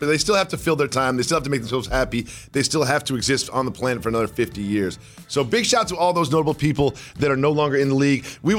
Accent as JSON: {"language": "English", "region": "Massachusetts", "country": "United States", "tie": "born or raised there", "said": "my home state, the great state of Massachusetts."}